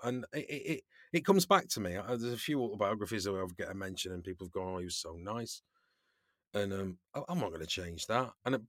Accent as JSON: {"language": "English", "country": "United Kingdom", "said": "I've not really been party to much of that as a British actor"}